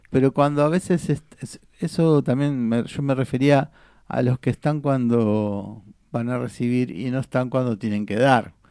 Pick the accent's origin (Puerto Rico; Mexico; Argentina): Argentina; yo nací acá, soy argentino, pero como tengo sangre